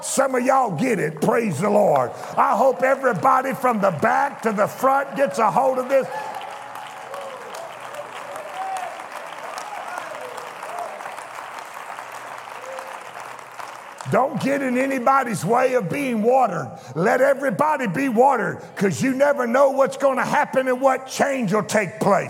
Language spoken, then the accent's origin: English; Louisiana, United States; I was raised in Louisiana.